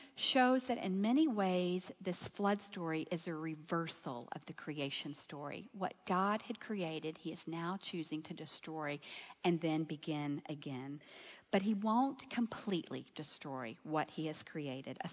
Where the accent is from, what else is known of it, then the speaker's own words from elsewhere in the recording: Gulf Coast, south of Houston, Texas, United States; I grew up on the Gulf Coast, south of Houston